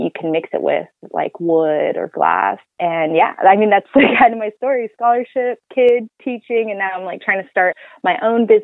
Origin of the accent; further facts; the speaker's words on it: Oakland, California, United States; I'm originally from Oakland